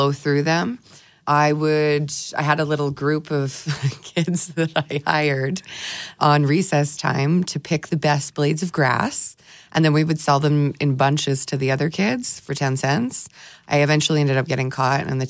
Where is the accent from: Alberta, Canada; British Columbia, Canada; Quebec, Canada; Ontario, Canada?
Alberta, Canada; Edmonton; moved away; also born or lived in Toronto / Vancouver; I'm originally from Edmonton, so I didn't want to move back to Edmonton